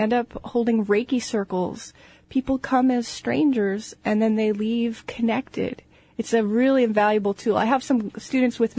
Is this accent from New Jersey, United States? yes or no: yes; New Jersey, United States; now in Seattle, United States; growing up in New Jersey